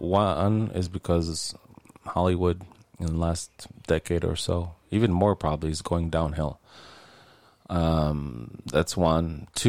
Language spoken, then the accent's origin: English; Israel; born there; I was religious when I was younger, Jewish, obviously, if I was born in Israel, I guess.